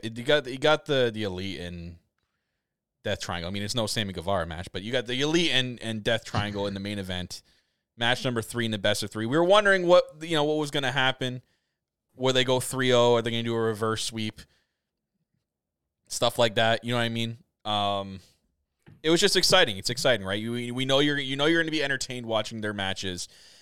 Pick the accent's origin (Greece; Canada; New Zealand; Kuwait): Canada; As a Canadian